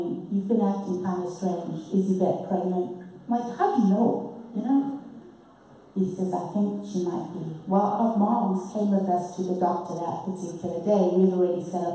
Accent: Harare, Zimbabwe; accent: British; moved away; born and raised in a city called Salisbury, and this is in the southern part of Africa, just above South Africa.

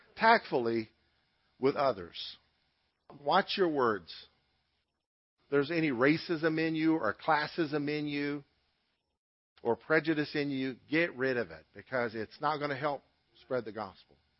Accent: United States; U.S. citizens

